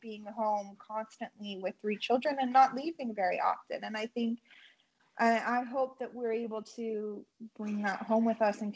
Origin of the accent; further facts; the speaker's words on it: Utah, United States; moved away as an adult; now in Tirana, Albania; we're from Utah.